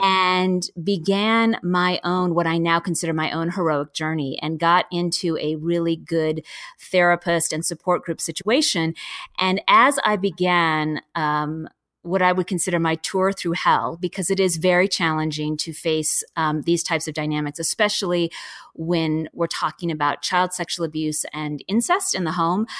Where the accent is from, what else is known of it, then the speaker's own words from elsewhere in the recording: Seattle, Washington, United States; I'm from Seattle